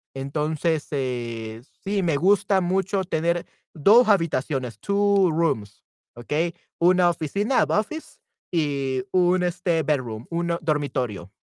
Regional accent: El Salvador; also born or lived in San Salvador; soy del Salvador y yo vivo en la ciudad capital de El Salvador, San Salvador

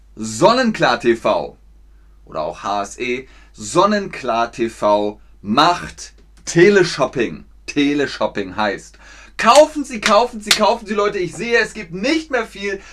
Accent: Germany; Meine Heimat ist Deutschland.

